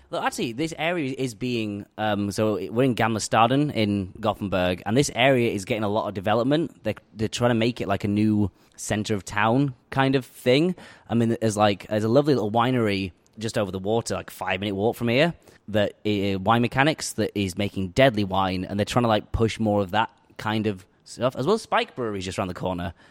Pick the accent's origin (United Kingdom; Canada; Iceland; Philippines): United Kingdom; Huddersfield, Yorkshire and the Humber; now in Sweden; from Uddersfield, West Yorkshire, uh, in the north of England.